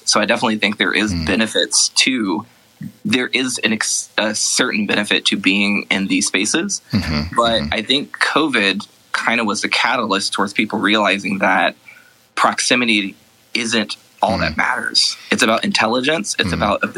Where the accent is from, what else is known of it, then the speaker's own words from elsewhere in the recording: Columbus, Ohio, United States; moved away as an adult; now in Emeryville, United States; I ended up moving from Columbus, my hometown, to San Francisco in February of last year with my husband